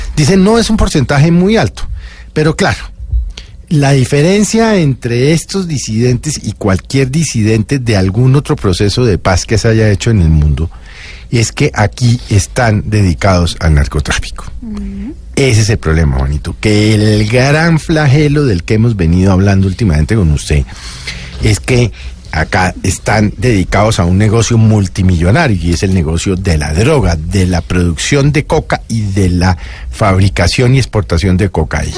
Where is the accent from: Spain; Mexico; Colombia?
Colombia; a mí como colombiano